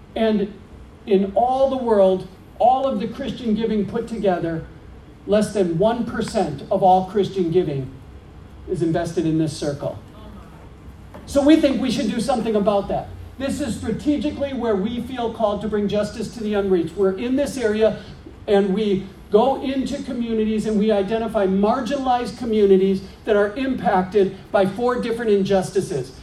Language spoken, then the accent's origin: English; Green Bay, Wisconsin, United States; now in Minneapolis, United States; I grew up in Green Bay